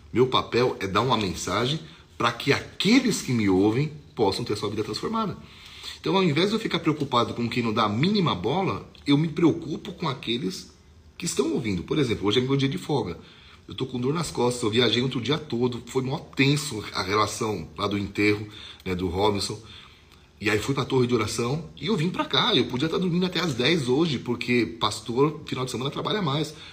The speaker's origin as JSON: {"language": "Portuguese", "region": "São Paulo", "country": "Brazil", "lives_now": "Curitiba, Brazil", "said": "Eu sou de São Paulo, então, só para você ter uma ideia, você está dirigindo na marginal do Tietê e você está na faixa expressa e você precisa entrar numa ponte lá em São Paulo"}